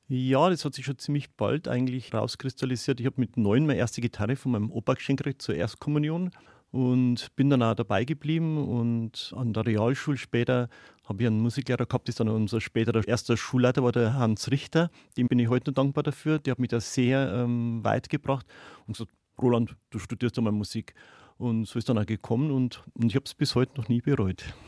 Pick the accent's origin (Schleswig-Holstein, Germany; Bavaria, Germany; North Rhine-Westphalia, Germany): Bavaria, Germany; Neumarkt in der Oberpfalz; now in Oberhembach, Germany; Ich bin gebürtiger Neumarkter und habe einmal gedacht, ich werde da wohnen bleiben